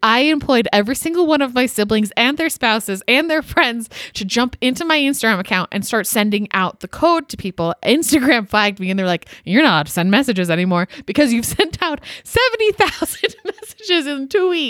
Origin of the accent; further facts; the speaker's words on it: Canada; Which I'm also Canadian.